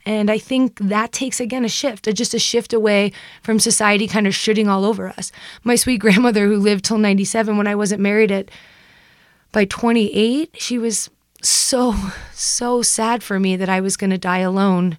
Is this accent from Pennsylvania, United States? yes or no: no; New York, United States; I grew up in the East Coast, I grew up in New York